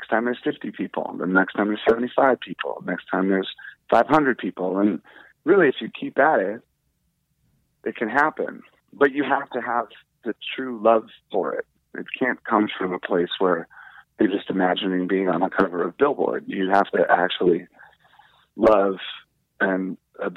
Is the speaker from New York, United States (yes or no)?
no; D.C., District of Columbia, United States; Growing up outside of Washington, D.C., a little punk rock kid